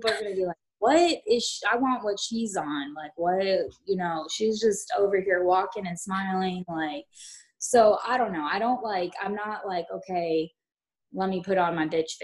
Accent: Blythe, California, United States; moved away as an adult; also born or lived in San Antonio, Texas / Carrollton, Texas; now in Denton, United States; I grew up in California, a small little town called Blythe

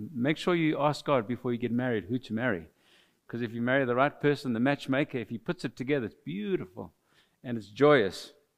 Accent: Mauritius; first language French; English is a second language; now in South Africa; we're from South Africa, but we are natives of the island of Mauritius, so we are immigrants to South Africa. We are French speaking origin

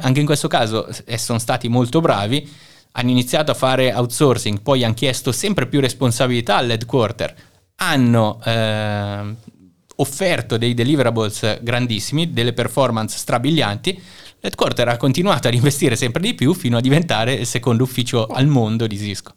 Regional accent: Milan, Lombardy, Italy; moved away as an adult; also born or lived in Singapore / Shanghai / Budapest; now in Kraków, Poland; io sono di Milano in Italia

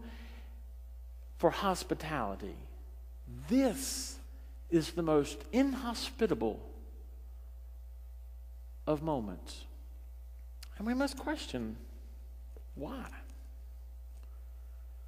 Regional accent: Richlands, United States; my hometown of Richlands. It's a one little motel place.

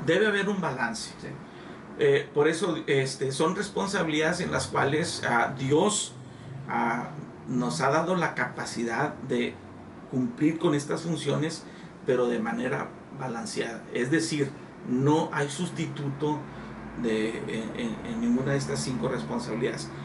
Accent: Nueva Rosita, Coahuila, Mexico; now in Piedras Negras, Mexico; soy originario de Nueva Rosita, Coahuila, pero pues adoptado aquí en piedra Negras, Coahuila

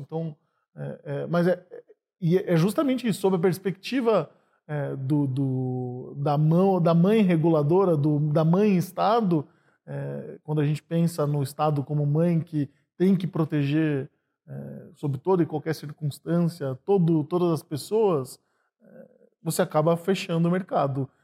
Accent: Sorocaba, São Paulo, Brazil; moved away as an adult; now in São Paulo, Brazil; eu vim do interior de São Paulo para estudar aqui em São Paulo, vim de Sorocaba

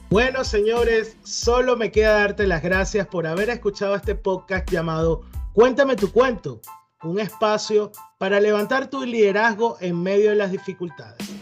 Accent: Venezuela; moved away as an adult; now in United States; yo soy venezolano

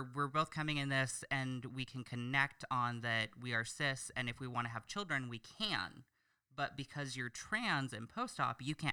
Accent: Oregon, United States; I am from Oregon

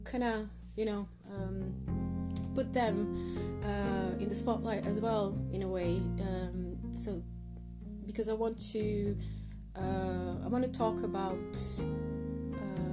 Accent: Croatia; now in United Kingdom; I'm in the UK, and I'm originally from Croatia

